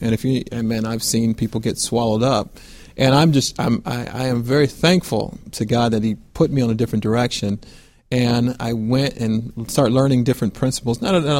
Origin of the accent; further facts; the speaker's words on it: Fort Lauderdale, Florida, United States; moved away; also born or lived in Buffalo, New York / Houston, Texas; I'm originally from Fort Lauderdale, Florida, and I grew up in a Christian home.